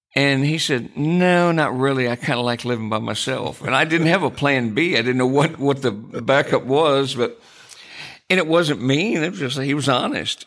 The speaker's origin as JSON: {"language": "English", "town": "Jackson", "region": "Michigan", "country": "United States", "tie": "born or raised there", "moved": "yes", "said": "I grew up in Michigan, a small town called Jackson"}